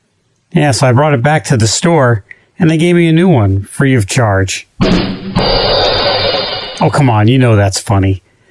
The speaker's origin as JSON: {"language": "English", "region": "Northeast Ohio", "country": "United States", "said": "I am from Northeast Ohio."}